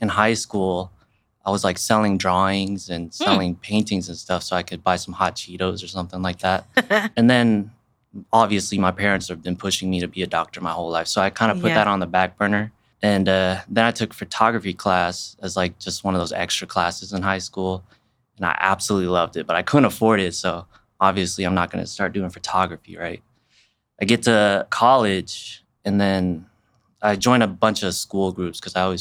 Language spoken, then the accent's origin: English; Wichita, Kansas, United States; I was born and raised in Wichita